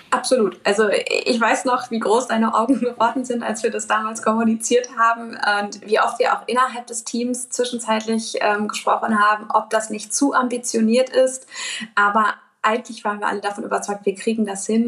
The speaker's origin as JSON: {"language": "German", "town": "Dortmund", "region": "North Rhine-Westphalia", "country": "Germany", "tie": "born or raised there", "said": "Bin selbst auch gebürtige Dortmunderin und schon immer sehr stark äh, mit der Heimatstadt verwurzelt gewesen."}